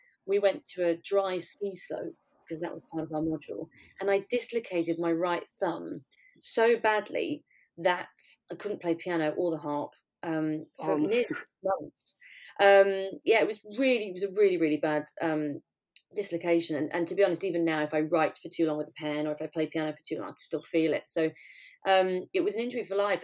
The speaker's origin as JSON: {"language": "English", "area": "Cumbria", "region": "North West England", "country": "United Kingdom", "moved": "yes", "said": "I was from Cumbria, so there wasn't an awful lot of, you know, musical theatre or drama or training in that sort of area."}